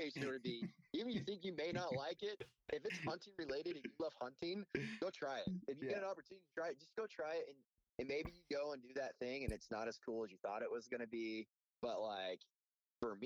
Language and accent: English; Northeast Texas, United States; I grew up in Northeast Texas.